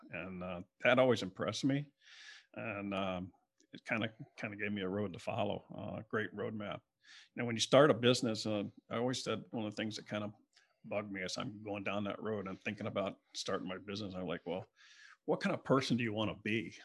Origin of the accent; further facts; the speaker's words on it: Broward County, South Florida, United States; also born or lived in Palm Beach County, Florida / Lake Worth, Florida; now in West Palm Beach, United States; I grew up in South Florida, down in South Broward area, and then, uh, moved up, the family moved up in the middle of my high school years in, um, in nineteen seventy-two to Palm Beach County.